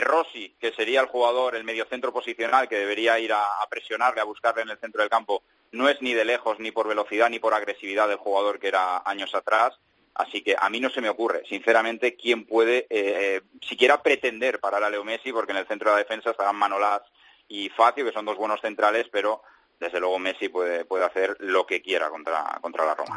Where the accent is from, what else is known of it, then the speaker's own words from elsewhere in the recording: Spain; now in Italy; soy un español que habla italiano